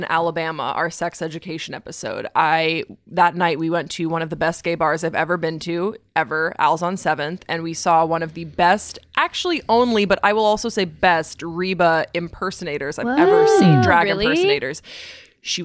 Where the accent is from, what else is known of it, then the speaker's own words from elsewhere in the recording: Waterloo, Walloon Region, Belgium; I grew up in Waterloo, Belgium. So I grew up overseas